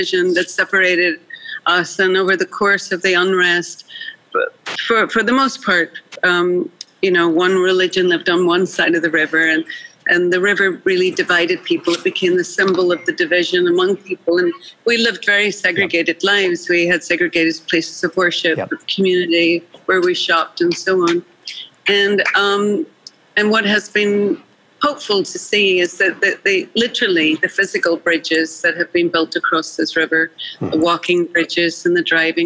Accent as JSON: {"language": "English", "region": "Northern Ireland", "country": "United Kingdom", "tie": "born or raised there", "moved": "as an adult", "lives_now": "United States", "said": "I grew up as a minority in Northern Ireland. And I would, as Irish Catholics"}